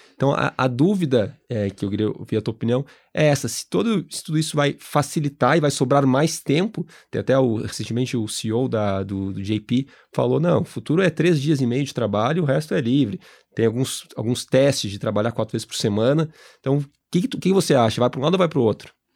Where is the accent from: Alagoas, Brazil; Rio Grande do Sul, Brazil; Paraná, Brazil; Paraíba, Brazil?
Rio Grande do Sul, Brazil; Gaúcho; eu e o Martins, nós somos gaúchos